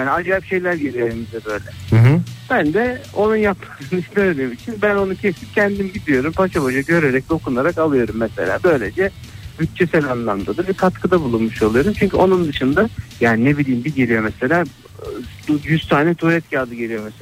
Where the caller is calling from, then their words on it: Istanbul, Turkey; ben İstanbul'dan.